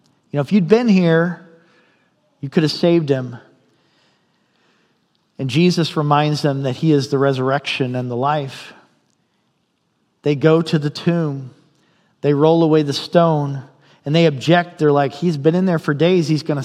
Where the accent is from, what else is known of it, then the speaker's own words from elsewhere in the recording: Indiana, United States; now in Fairbanks, United States; I'm from Indiana